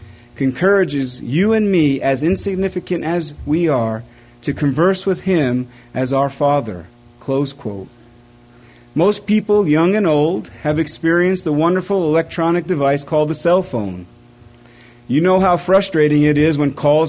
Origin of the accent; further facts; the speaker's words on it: East Coast, United States; It was common growing up on the East Coast to drive down to the New Jersey shore